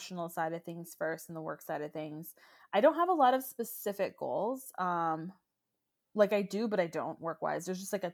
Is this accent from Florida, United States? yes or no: yes; Orlando, Florida, United States; moved away as an adult; also born or lived in Baltimore; now in Washington, DC, United States; I am a Florida girl. I was born and raised in Orlando.